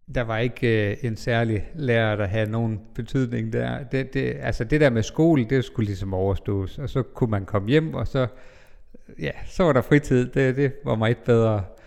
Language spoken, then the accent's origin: Danish; Bindslev, North Denmark Region, Denmark; moved away; jeg kommer fra Bindslev, en lille by 20 km nord for Jørgen, eller måske nærmere 30 km syd for Skagen.